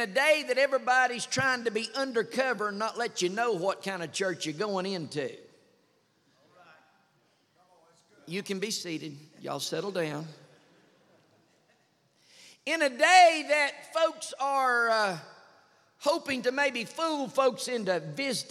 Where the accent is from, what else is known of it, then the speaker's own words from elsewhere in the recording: United States; I'm from Knox County